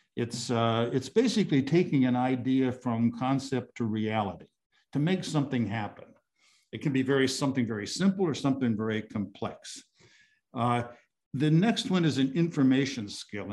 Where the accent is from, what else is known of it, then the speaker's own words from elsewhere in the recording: South Dakota, United States; moved away; I'm originally from South Dakota.